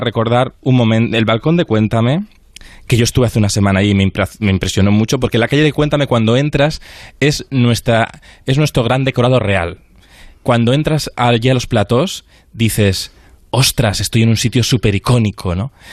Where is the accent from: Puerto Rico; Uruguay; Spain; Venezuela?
Spain; Cantabria; Yo soy de Cantabria